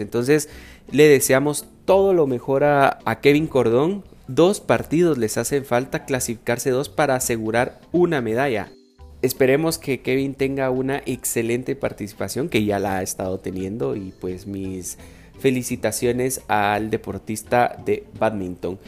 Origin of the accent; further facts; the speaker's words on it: Guatemala; nosotros como guatemaltecos